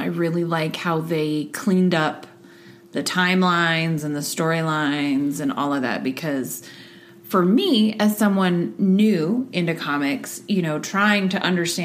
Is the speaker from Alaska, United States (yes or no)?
yes; Sutton, Alaska, United States; I grew up in Sutton, Alaska, a town of all of 500 people. Raised by hippies